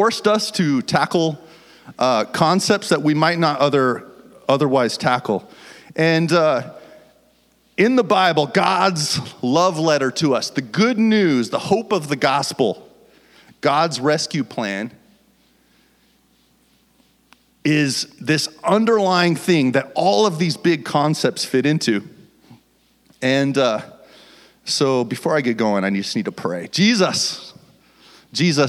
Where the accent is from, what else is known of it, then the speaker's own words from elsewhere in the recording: Fort Collins, Colorado, United States; moved away as an adult; now in Washington, United States; We're from Fort Collins, Colorado